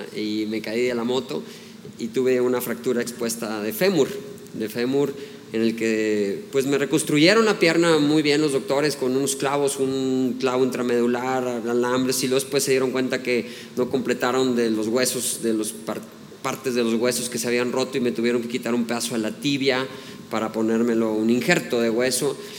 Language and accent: Spanish; Mexico; soy mexicano